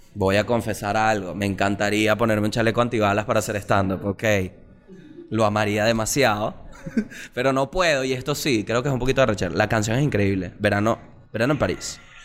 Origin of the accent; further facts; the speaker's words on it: Venezuela; somos los venezolanos con Ferrari